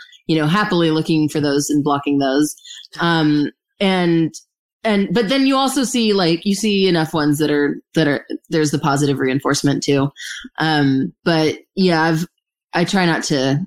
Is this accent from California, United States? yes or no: yes; Santa Clarita, California, United States; in Santa Clarita, in my hometown